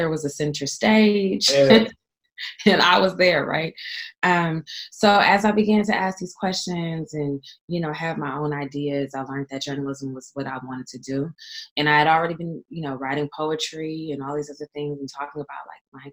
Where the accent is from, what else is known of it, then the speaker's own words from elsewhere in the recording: San Francisco, California, United States; also born or lived in Oakland / Richmond; I grew up in San Francisco and lived in parts of Oakland and Richmond and other outlying cities here in the Bay Area